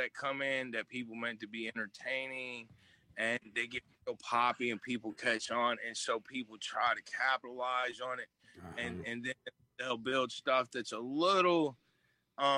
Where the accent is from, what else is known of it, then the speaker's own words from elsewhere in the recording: Chicago, Illinois, United States; I grew up in Chicago